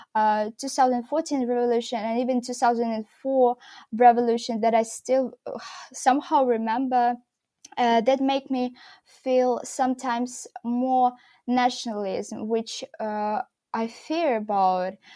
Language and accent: English; Mykolaiv, Mykolaiv Oblast, Ukraine; moved away as an adult; also born or lived in Kyiv, Ukraine; from Mykolaiv, my hometown where I was living with my father